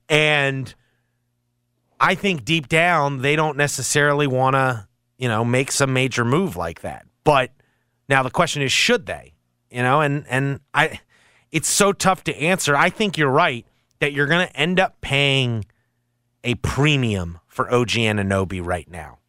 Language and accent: English; Maryland, United States; moved away; Growing up in Maryland, so not quite the North